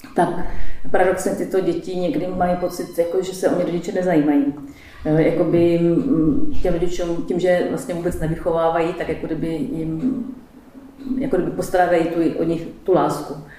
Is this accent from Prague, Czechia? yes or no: yes; Prague, Czechia; now in Hodonín, Czech Republic; já jsem, pocházím z Prahy